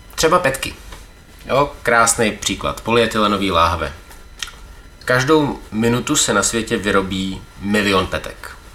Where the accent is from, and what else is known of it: Czechia